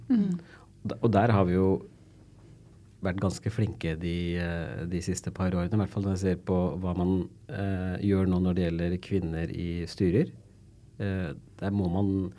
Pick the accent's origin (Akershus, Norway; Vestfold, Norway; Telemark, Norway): Vestfold, Norway; Tønsberg; moved away as an adult; also born or lived in London; now in Oslo, Norway; Jeg er født og vokst i Tønsberg